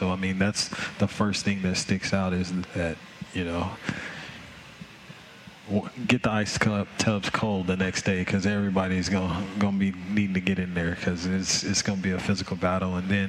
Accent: Memphis, Tennessee, United States; Memphis, Tennessee.

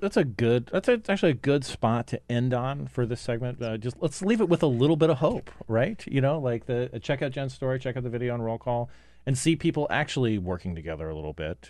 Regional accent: Cottonwood, Arizona, United States; moved away; also born or lived in Phoenix, Arizona; a kid growing up in Cottonwood, Arizona, in, in the seventies and eighties

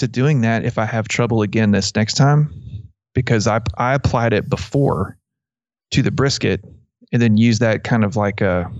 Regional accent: Abilene, Texas, United States; because I grew up in around Abilene, and that was, you know, that's, people use Mesquite a lot.

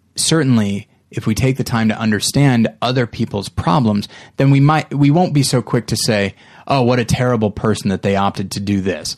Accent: United States; as an American citizen who's middle class, who had two parents and a pretty good upbringing

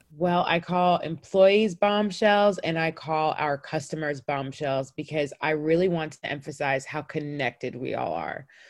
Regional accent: North Cobb, Georgia, United States; I grew up in North Cobb. We were the only Black family in the neighborhood and therefore for sure the only African family

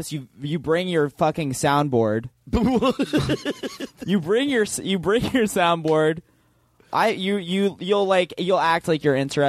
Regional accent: Washington, District of Columbia, United States; Okay, yeah, I grew up in D.C.

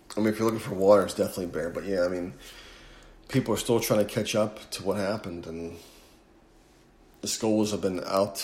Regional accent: Northeast, United States; moved away as an adult; now in Houston, United States; growing up in the Northeast, I never had to lose water or electricity

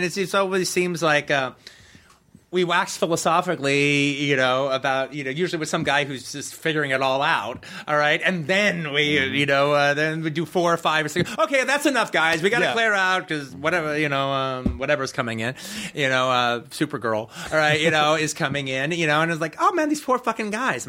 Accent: Los Angeles, California, United States; also born or lived in Tennessee; I was born in Tennessee, but I was raised pretty much in Los Angeles.

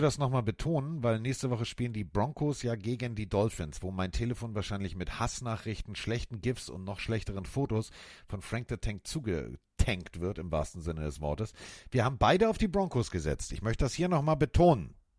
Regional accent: Northern Germany, Germany; für mich als Norddeutscher

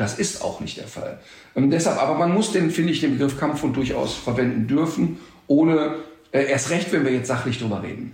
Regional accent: Germany; bei uns in Deutschland

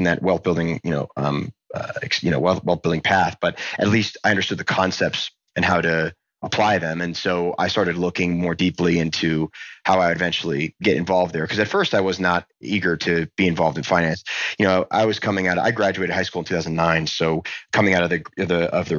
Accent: Montgomery, New Jersey, United States; I was a kid from New Jersey

